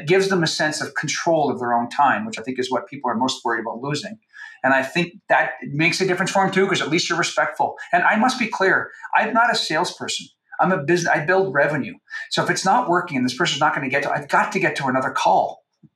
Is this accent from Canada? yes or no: yes; Canada; I'm from Canada